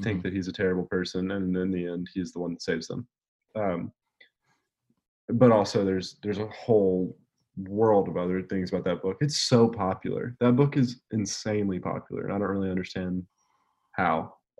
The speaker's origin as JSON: {"language": "English", "region": "Alabama", "country": "United States", "said": "But I'm from Alabama, and I pass where she lived probably like once a year."}